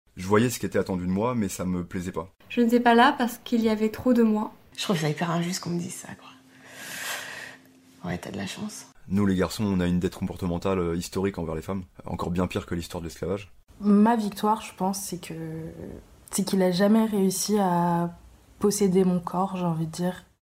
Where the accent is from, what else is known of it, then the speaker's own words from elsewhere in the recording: Bourgogne-Franche-Comté, France; also born or lived in Vietnam; À seulement six jours, j'ai été adoptée par un couple marié franc-comtois